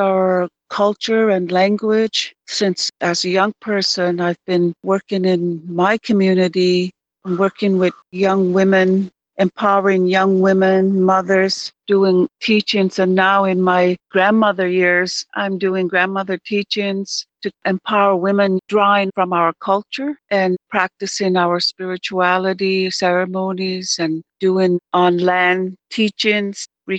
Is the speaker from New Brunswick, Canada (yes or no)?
yes; Esgenoôpetitj, New Brunswick, Canada; Mi'kmaq Nation, which is the Wabanaki homelands in the Eastern Atlantic. I'm from a community called the Eskenobeditch in New Brunswick.